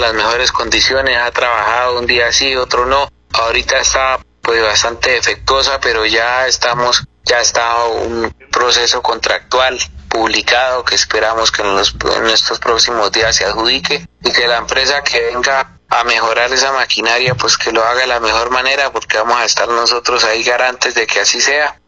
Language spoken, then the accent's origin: Spanish; Tona, Santander, Colombia; mi querido municipio de Tona, corregimientos y veredas allá mi tierra, Berlín